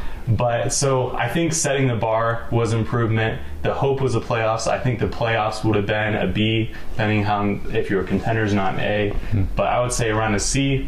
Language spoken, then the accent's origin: English; Denver, Colorado, United States; So I was born and raised in Denver, Colorado.